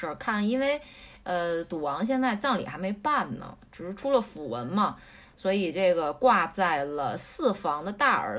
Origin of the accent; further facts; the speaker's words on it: Beijing, China; 是是我们北京人，这武打明星。